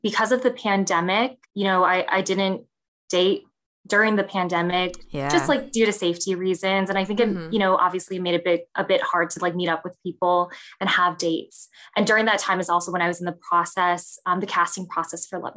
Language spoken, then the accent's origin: English; Vernon Hills, Illinois, United States; also born or lived in Chicago, Illinois; So I was born in Chicago in Ravenswood. And then I grew up in the Chicago suburbs. So I grew up in Vernon Hills, which is about 45 minutes up north from the city.